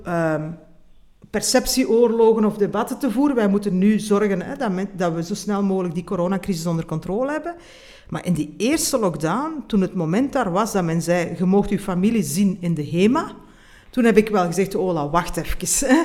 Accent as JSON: {"language": "Dutch", "country": "Belgium"}